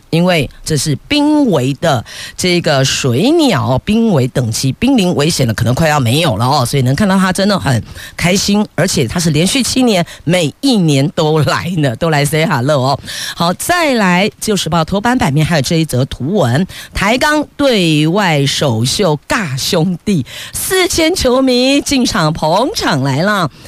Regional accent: Taiwan; 我们台湾人这么热情

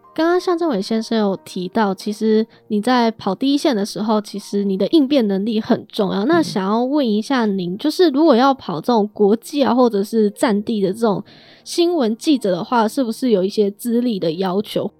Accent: Taiwan; 身为台湾人的我们

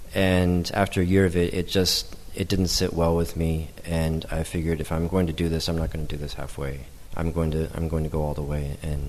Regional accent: United States; moved away as an adult; now in Taiwan; I never really truly fit into the society when I was growing up in the States

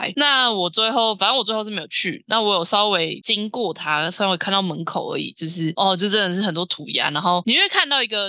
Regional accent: Taiwan; 身为一个台湾人

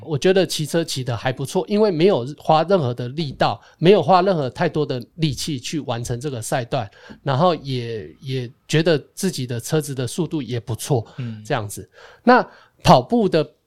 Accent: Taiwan; moved away; 我是台湾来的

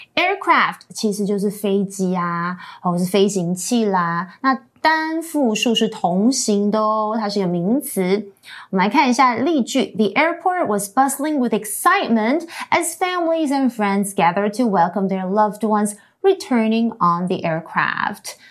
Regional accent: Queensland, Australia; I grew up in Queensland

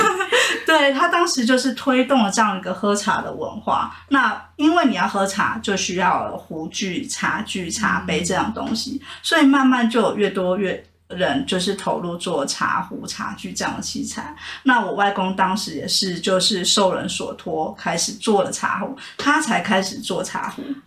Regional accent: Yingge, New Taipei, Taiwan; moved away as an adult; 在我去台北求学工作的这段时间，英歌它改变了很多。它可能从我小的时候，其实那时候比较算是一个，呃，比较多工厂的地方

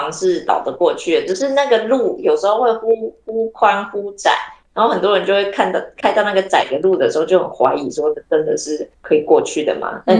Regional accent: Taichung, Taiwan; now in Tainan, Taiwan; 我台中市，以前的台中市，哦、嗯，

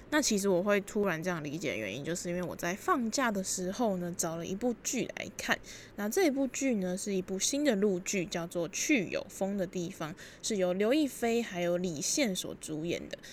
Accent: Taipei, Taiwan; also born or lived in Kaohsiung; 我自己其实就是土生土长的台北人，那大一的时候呢是念高雄的学校

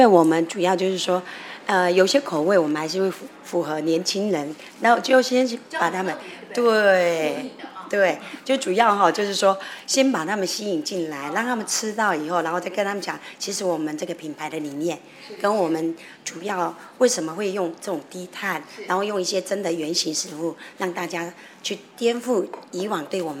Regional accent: Taiwan; 我们也做了一些台湾的一些食材放进去哦，然后一些 flavor 很适合我们台湾人

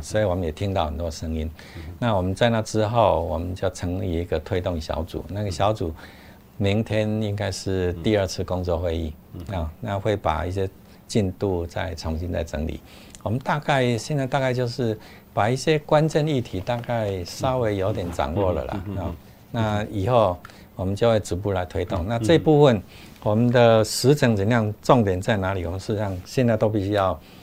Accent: Taiwan; 我们台湾这边

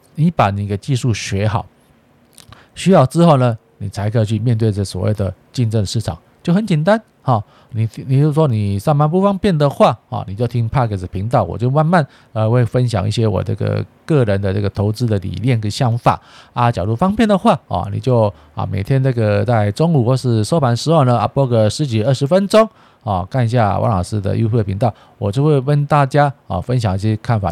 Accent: Taiwan; 一直一直挑衅我们台湾话

